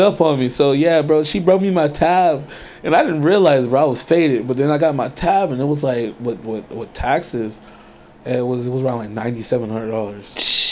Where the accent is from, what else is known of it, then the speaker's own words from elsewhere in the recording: Inglewood, California, United States; also born or lived in Pasadena / Harbor City / Riverside County / Murrieta; now in San Diego, United States; I grew up in LA. I grew up in Inglewood, and then right. um, from Inglewood we moved over a little bit, like still in the LA area, you know, Pasadena, um, Harbor City